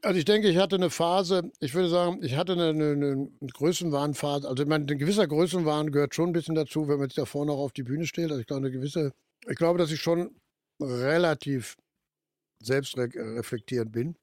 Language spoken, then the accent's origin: German; Ruhr area, North Rhine-Westphalia, Germany; Komme ich nur noch aus dem Ruhrgebiet, also wir im Ruhrgebiet